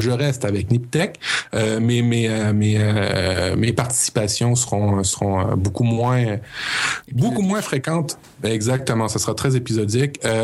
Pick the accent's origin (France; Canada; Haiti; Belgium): Canada; chez nous, au Canada